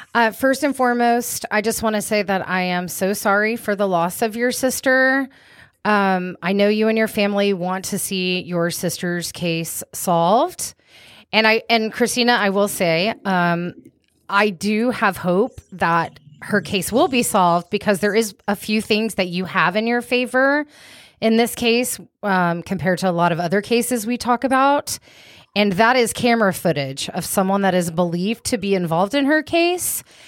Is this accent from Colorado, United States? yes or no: no; Wichita Falls, Texas, United States; I was born in Wichita Falls